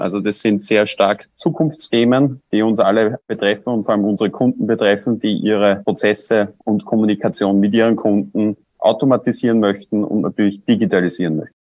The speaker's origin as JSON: {"language": "German", "country": "Austria", "said": "bei uns in Österreich"}